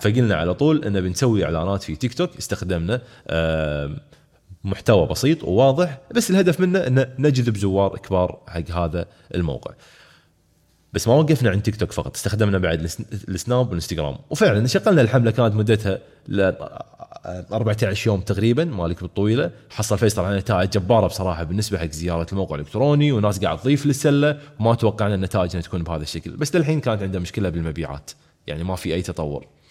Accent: Kuwait; احنا عندنا في الكويت

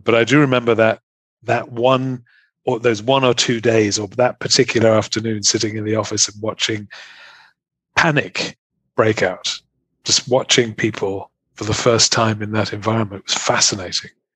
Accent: England, United Kingdom; moved away as an adult; also born or lived in Germany / Munich; now in Ireland; I am an Englishman living in Ireland.

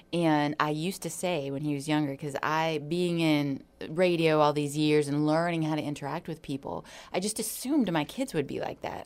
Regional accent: Hawaii, United States; moved away; I grew up in Hawaii

